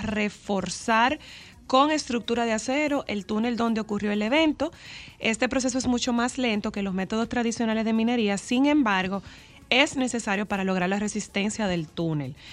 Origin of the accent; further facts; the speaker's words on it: Dominican Republic; nosotros como dominicanos